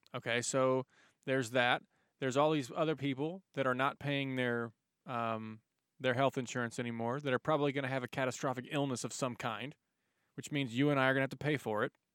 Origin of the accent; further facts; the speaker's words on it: United States; also born or lived in Dallas, Texas; us as American citizens